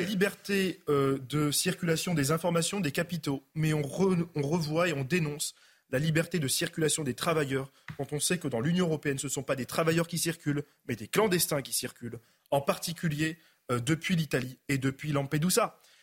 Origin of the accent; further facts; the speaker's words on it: France; Je suis né euh, en France